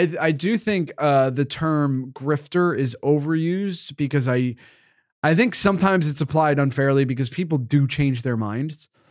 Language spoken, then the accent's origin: English; Northeast, United States; I grew up in the Northeast as a fat boy